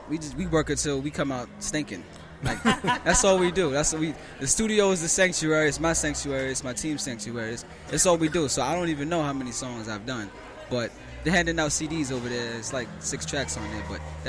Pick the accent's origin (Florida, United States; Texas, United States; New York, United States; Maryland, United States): New York, United States; New York City; I was born in South Bronx.